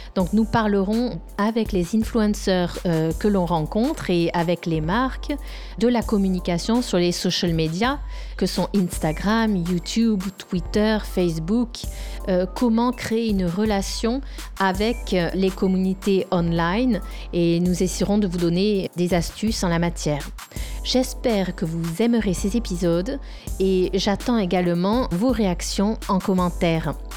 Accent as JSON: {"language": "French", "country": "France", "moved": "yes", "lives_now": "Rome, Italy", "said": "Je vis à Rome, je suis française"}